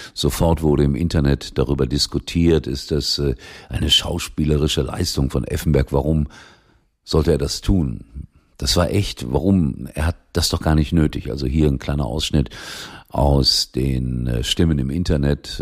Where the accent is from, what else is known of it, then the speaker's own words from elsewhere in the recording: Germany; bei uns in Deutschland